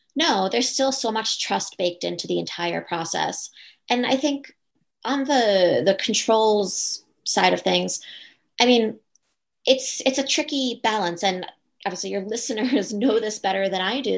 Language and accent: English; Long Island, New York, United States; I grew up on Long Island uh, going to a private school